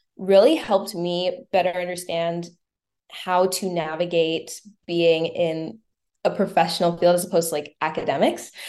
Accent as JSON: {"language": "English", "town": "Winnipeg", "region": "Manitoba", "country": "Canada", "said": "I am from Manitoba, Winnipeg, Manitoba"}